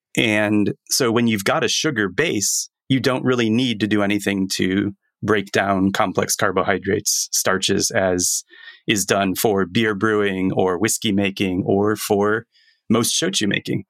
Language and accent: English; Florida, United States; moved away as an adult; now in Japan; Growing up in Florida, university days